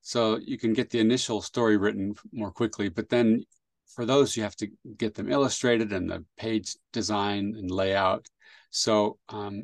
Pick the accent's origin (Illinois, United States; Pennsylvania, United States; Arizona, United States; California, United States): California, United States; San Jose; also born or lived in Chile; I grew up in San Jose, California.